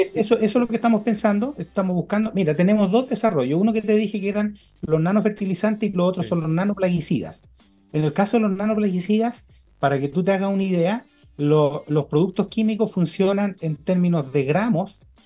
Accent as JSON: {"language": "Spanish", "country": "Chile"}